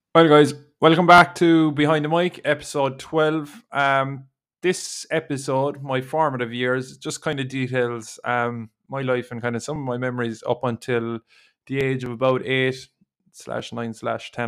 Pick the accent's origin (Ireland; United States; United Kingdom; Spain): Ireland; Dunmanway, Munster; also born or lived in Cork; we grew up in Castle Street